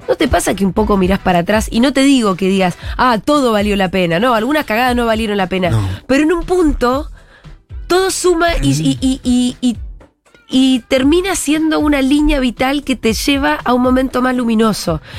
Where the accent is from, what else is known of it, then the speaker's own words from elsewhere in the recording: Bariloche, Río Negro, Argentina; la gira Futurock tiene su próxima parada. Y es en mi ciudad natal, en Bariloche.